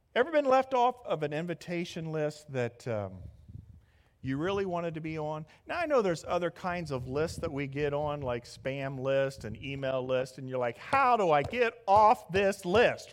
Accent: Midwest, United States; moved away; I'm from the Midwest, so you have to understand I'm a Big Ten kind of guy.

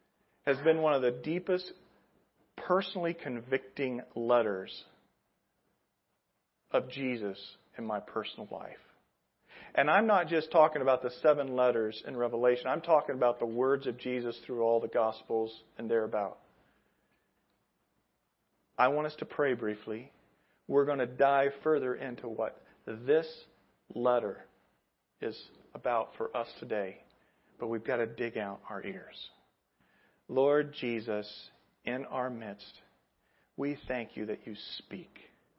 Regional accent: Indianapolis, Indiana, United States; I come from Indianapolis. Indianapolis, we were all big time on the Colts, and we follow the Colts.

